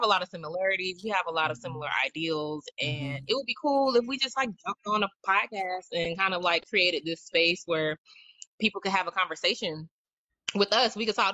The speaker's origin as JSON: {"language": "English", "region": "the South", "country": "United States", "said": "I'm from the South"}